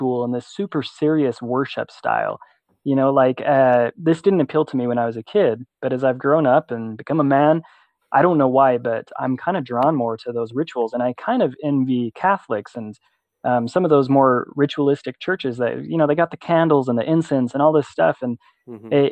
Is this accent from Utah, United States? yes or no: yes; West Point, Utah, United States; now in Roy, United States; I grew up in West Point, Utah. I'm living here in Roy now.